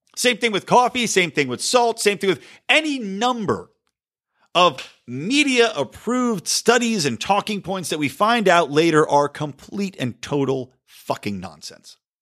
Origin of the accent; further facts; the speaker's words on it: California, United States; my home state of California